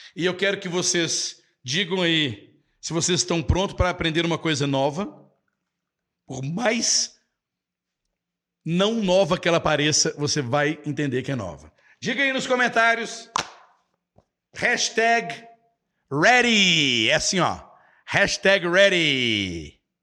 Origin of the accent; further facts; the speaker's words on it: Belo Horizonte, Minas Gerais, Brazil; now in Nova Lima, Brazil; eu sou brasileiro, mineiro, nascido em Belo Horizonte